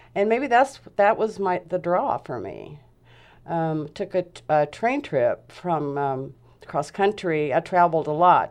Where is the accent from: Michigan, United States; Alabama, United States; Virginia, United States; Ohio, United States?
Alabama, United States; Huntsville; moved away as an adult; now in Grants Pass, United States; I'm from Huntsville, Alabama, so I'm a Southern belle